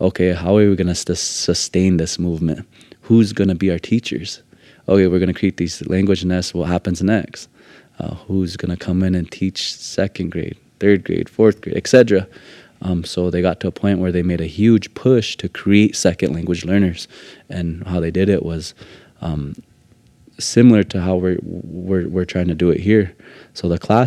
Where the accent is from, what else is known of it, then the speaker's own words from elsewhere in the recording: Lakota country, United States; for us in Lakota country